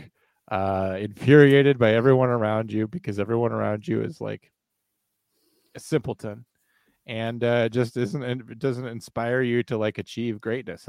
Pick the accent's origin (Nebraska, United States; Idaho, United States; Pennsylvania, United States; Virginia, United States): Virginia, United States; my home state of Virginia